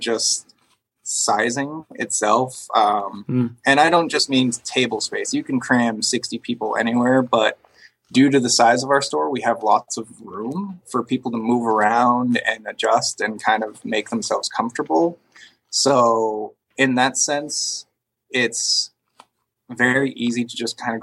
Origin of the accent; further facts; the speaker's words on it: Northeast, United States; also born or lived in New York; now in Austin, United States; I grew up in the Northeast